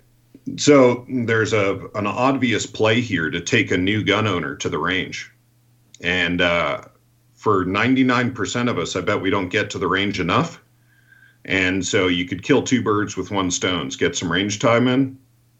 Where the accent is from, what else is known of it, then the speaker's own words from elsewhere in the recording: Rhode Island, United States; moved away; I'm from Rhode Island originally, and in Rhode Island and Massachusetts, it's a very Catholic area